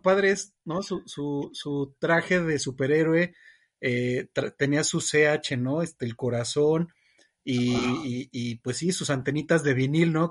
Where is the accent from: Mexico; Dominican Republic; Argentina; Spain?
Mexico; Que me escuchaba hablar, pues nos reconocen rapidísimo como mexicanos.